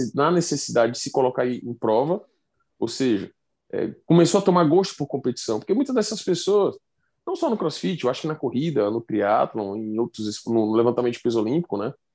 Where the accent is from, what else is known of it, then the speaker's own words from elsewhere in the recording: Fortaleza, Ceará, Brazil; sou de Fortaleza